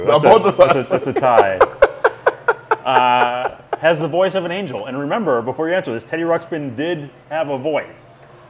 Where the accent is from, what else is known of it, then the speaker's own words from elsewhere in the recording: Wisconsin, United States; And I grew up in Wisconsin.